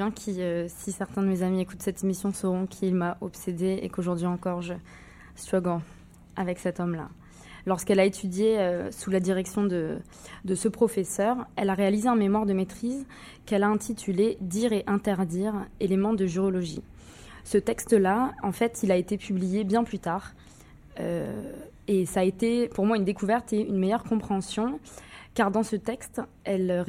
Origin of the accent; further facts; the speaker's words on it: France; moved away as an adult; now in Montreal, Canada; j'ai quitté la France quand j'avais 20 ans et quand je suis arrivée ici au Québec, à Montréal